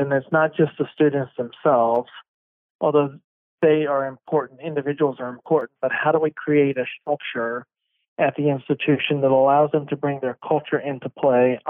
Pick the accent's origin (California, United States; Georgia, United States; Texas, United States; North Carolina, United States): North Carolina, United States; moved away; I'm originally from North Carolina